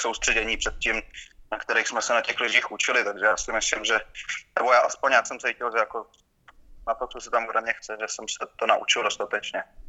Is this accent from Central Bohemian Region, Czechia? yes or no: yes; just outside Prague, between Prague and Stará Boleslav, Central Bohemian Region, Czechia; also born or lived in Jizera Mountains; Já jsem vyrůstal kousek za Prahou, mezi, mezi, mezi Prahou a Starou Boleslaví